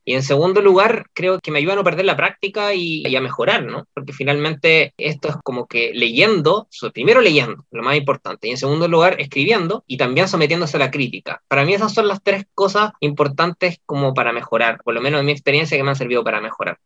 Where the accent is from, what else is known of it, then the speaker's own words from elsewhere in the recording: Chile; el chileno tiende a ser medio etnocéntrico también